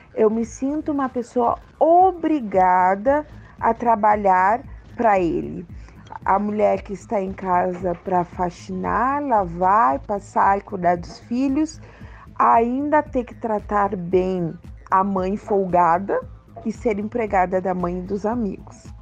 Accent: Santa Maria, Rio Grande do Sul, Brazil; sou de Santa Maria, Rio Grande do Sul

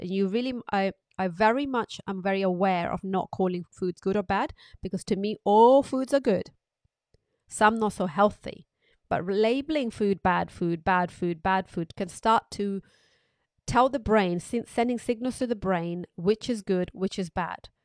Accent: United Kingdom; As British public

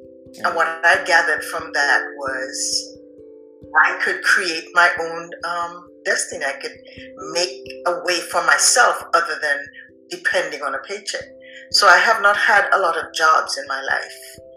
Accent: Antigua & Barbuda; I grew up on the island of Antigua

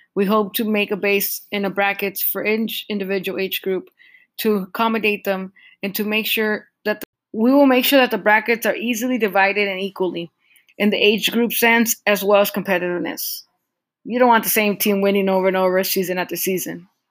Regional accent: Southern California, United States; we come from Southern California

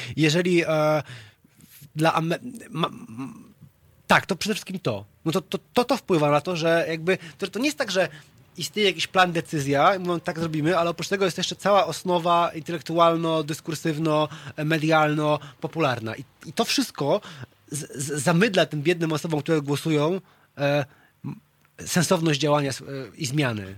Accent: Wrocław, Lower Silesian Voivodeship, Poland; moved away as an adult; now in Warsaw, Poland; pochodzę z Wrocławia

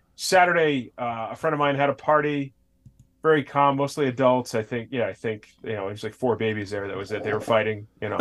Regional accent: Connecticut, United States; grew up on the other side of the state where, like, it, I didn't even know about New Haven pizza till I was, like, an adult

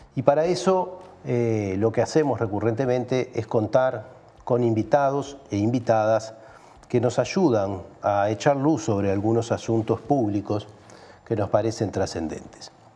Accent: Uruguay; somos los uruguayos que no estamos en el país

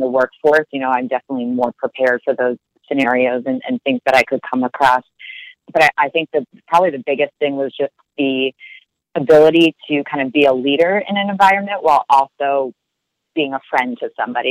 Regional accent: New York City, New York, United States; moved away as an adult; also born or lived in Philadelphia / Minneapolis; now in Washington, D.C., United States; I was born and raised in Brooklyn, grew up there

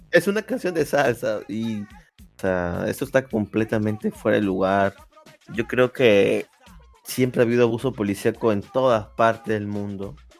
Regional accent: Peru; yo sea peruano

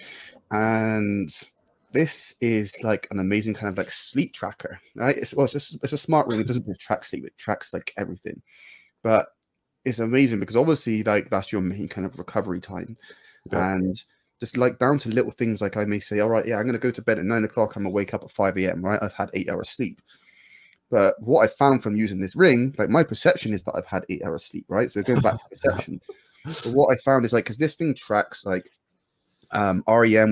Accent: United Kingdom; I'm British

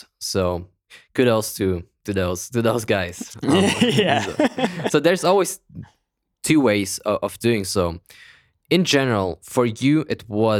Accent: Kazakhstan; born there; English is a second language; But you know how as a European, or I was born in Kazakhstan, it's even worse.

